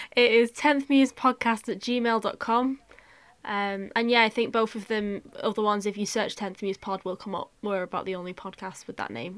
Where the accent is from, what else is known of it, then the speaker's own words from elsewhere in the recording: North West England, United Kingdom; I'm a Northerner and that I'm a Northwest